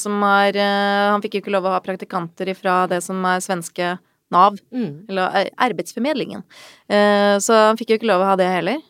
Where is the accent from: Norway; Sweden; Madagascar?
Sweden; moved away; jeg er oppvokst i Sverige.